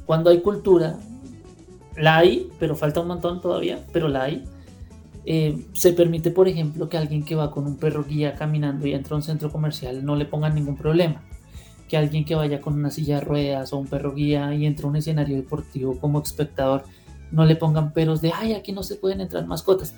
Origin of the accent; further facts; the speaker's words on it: Bogotá, Colombia; yo soy nacido en Bogotá, como llamaríamos acá en Colombia